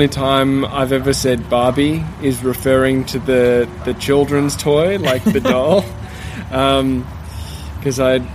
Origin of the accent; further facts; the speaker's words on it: Melbourne, Victoria, Australia; accent: Australian with a bit of an English blend; native Australian, yeah. I was born here.